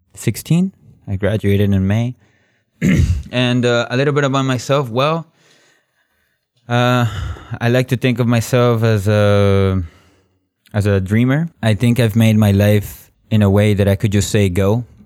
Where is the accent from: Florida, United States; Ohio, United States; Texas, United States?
Florida, United States; Miami; moved away as an adult; now in Moscow, Russia; I'm from Miami, so I see hurricanes all the time every summer